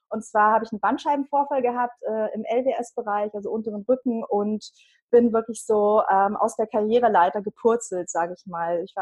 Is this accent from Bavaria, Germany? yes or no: yes; Bavaria, Germany; Ich äh, bin seit 15 Jahren, 15 Jahren, also ich bin aus Bayern, das hört man